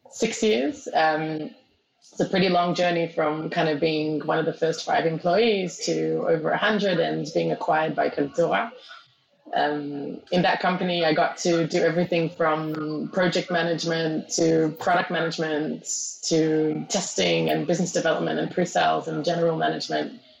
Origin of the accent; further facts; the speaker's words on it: Israel; also born or lived in Australia; Australia and I, I moved to Israel when I was 12. That's why I speak like this.